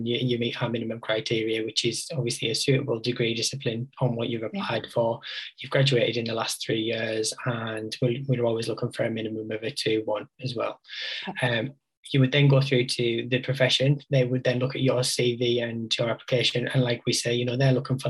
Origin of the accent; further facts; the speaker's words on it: West Cumbria, North West England, United Kingdom; also born or lived in Newcastle; I grew up in West Cumbria and I moved to Newcastle and I was like, I'm never going to move back, and here I am.